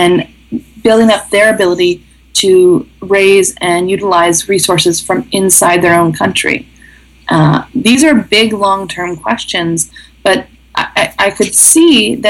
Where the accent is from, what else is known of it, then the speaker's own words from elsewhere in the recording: the middle of the U.S., Midwest, United States; moved away as an adult; also born or lived in Southern Africa; having come from the middle of the U.S. and from a town of 300 people